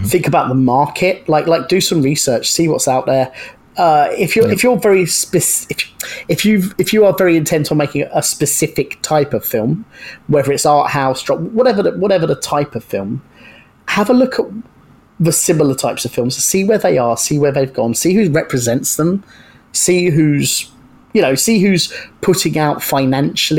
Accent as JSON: {"language": "English", "town": "Brighton", "region": "South East England", "country": "United Kingdom", "tie": "born or raised there", "said": "based in Brighton, my hometown"}